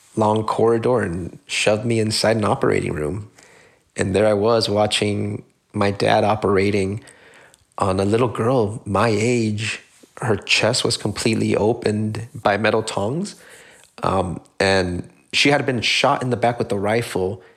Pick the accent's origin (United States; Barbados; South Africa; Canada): United States; San Gabriel Valley, California; growing up in San Gabriel Valley